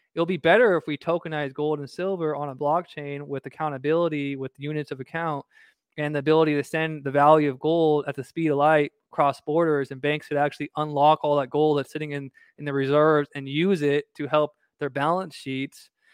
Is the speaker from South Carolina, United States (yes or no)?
no; Southern California, United States; moved away; I'm originally from Southern California